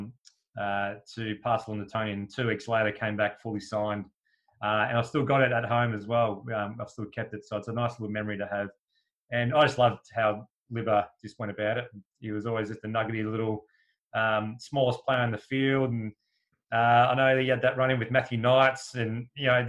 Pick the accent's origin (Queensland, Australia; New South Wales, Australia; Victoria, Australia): Victoria, Australia; Essendon; moved away as an adult; now in London, United Kingdom; We grew up in Essendon